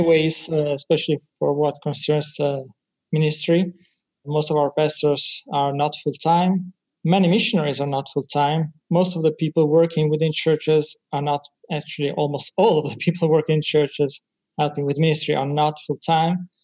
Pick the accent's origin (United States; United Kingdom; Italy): Italy; I'm from Italy, 100% Italian.